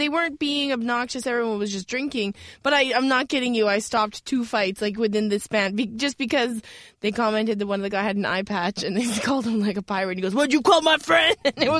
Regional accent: Alberta, Canada; I'm from Alberta

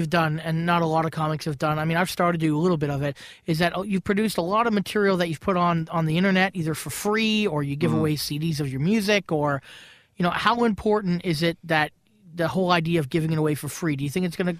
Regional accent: United Kingdom; moved away; Look, I'm British. I'm British, and I can say, you know, England can be a toilet, but it can be a great place to perform and a great place to visit.

